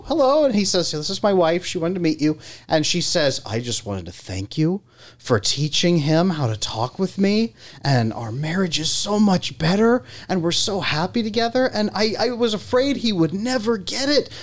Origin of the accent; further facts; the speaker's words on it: California, United States; I grew up in California